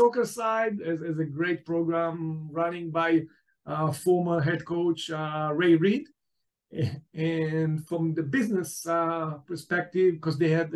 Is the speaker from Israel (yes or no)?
yes; Israel; also born or lived in New York, United States; I was born in New York, and then my family moved to Israel back at the 70s and was raised in Israel